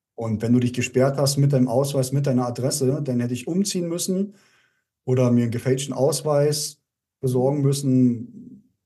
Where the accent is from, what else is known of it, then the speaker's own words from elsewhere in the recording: Germany; moved away as an adult; Bin dann zurückgekommen in meine alte Heimat. Ich lebe ja zwischen Leipzig und Berlin